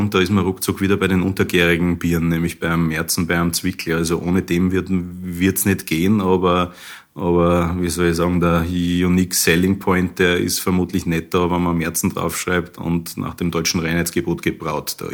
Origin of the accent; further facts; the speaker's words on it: Linz, Upper Austria, Austria; moved away as an adult; now in Germany; ich finde, es ist höchste Zeit, dass, dass, dass Linz wieder ihr eigenes Bier kriegt. Ich selber bin ein Linzer, ich bin vor 20 Jahren ausgezogen, um das Bierbrauen zu lernen, Richtung Weinstefan, Bayern.